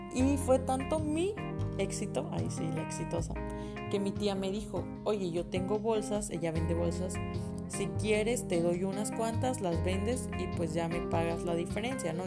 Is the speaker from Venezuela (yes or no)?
no; Villahermosa, Tabasco, Mexico; moved away as an adult; also born or lived in Puebla; ahora que estoy en la universidad, que sí me fui de Villahermosa